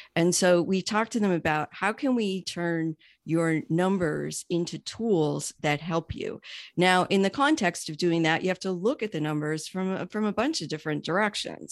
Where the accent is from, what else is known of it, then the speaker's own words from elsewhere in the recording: New York, United States; also born or lived in Miami; now in Pittsburgh, United States; I'm originally from New York and actually relocated here from Miami